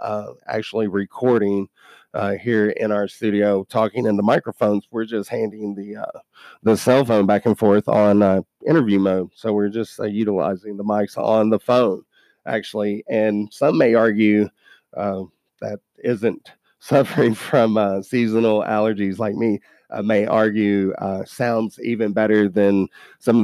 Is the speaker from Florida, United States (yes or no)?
no; Kentucky, United States; we're from Kentucky now